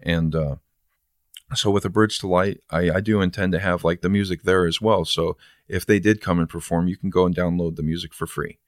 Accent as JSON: {"language": "English", "town": "San Bernardino", "region": "California", "country": "United States", "tie": "born or raised there", "moved": "yes", "lives_now": "Toledo, United States", "said": "I was born in San Bernardino and I ended up here"}